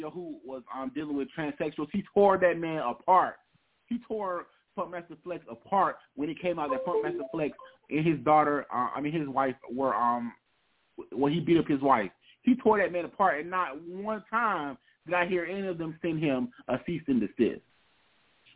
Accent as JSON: {"language": "English", "region": "South Carolina", "country": "United States", "tie": "born or raised there", "said": "I'm from South Carolina, so I grew up with Charlamagne on our radio"}